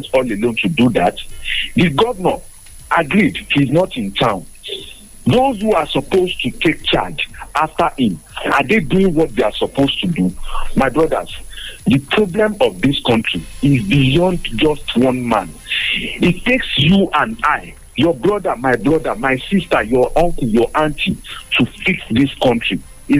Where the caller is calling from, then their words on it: Abeokuta, Ogun State, Nigeria; I'm calling from Abeokuta this morning.